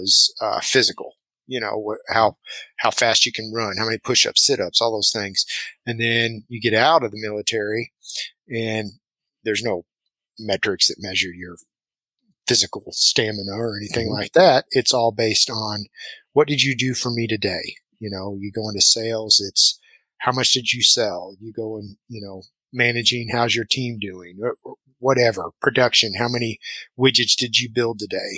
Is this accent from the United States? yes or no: yes; Ohio, United States; moved away as an adult; now in Nashville, Tennessee, United States; where I grew up in Ohio.